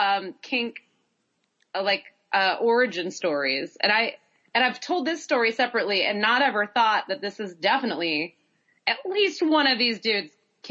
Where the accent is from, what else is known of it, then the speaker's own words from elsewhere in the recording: Boston, Massachusetts, United States; moved away as an adult; now in Brooklyn, United States; I had also just moved from Boston. I was a Bostonian.